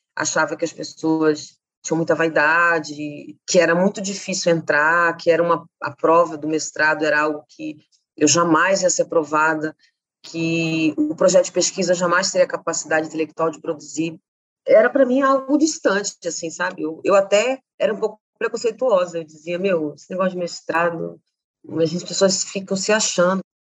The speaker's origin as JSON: {"language": "Portuguese", "town": "Campo Grande", "region": "Mato Grosso do Sul", "country": "Brazil", "tie": "born or raised there", "said": "Eu nasci em Campo Grande, Mato Grosso do Sul"}